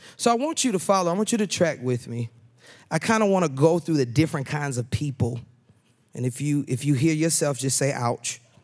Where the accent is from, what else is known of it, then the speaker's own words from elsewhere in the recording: Atlanta, Georgia, United States; moved away; I'm from Atlanta